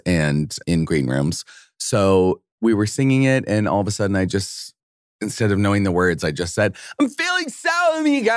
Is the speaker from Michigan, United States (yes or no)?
no; Idaho, United States; I'm from Idaho